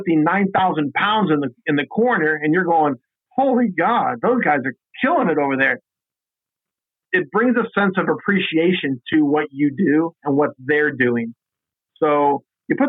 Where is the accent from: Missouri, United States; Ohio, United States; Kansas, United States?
Kansas, United States; Western; moved away as an adult; also born or lived in Indiana / Michigan; now in Tyler, United States; I was born and raised in Western Kansas, but I grew up at the University of Kansas as a student there.